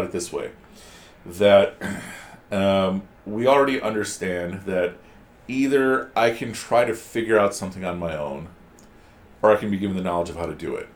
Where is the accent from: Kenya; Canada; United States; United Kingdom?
United States; my generation, we didn't have too many resources growing up in America